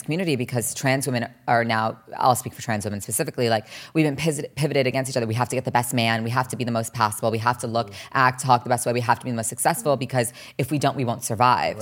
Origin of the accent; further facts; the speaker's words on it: New Jersey, United States; also born or lived in Los Angeles, California; growing up in New Jersey, also everyone's very cookie cutter